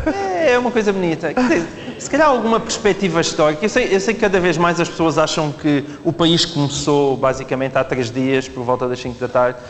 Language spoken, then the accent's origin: Portuguese; Alentejo, Portugal; sou do Alentejo